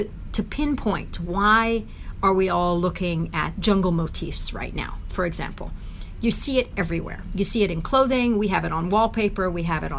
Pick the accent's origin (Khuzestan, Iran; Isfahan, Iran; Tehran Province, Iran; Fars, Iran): Tehran Province, Iran; Tehran; also born or lived in United States; now in Switzerland; I was born in Tehran, in Iran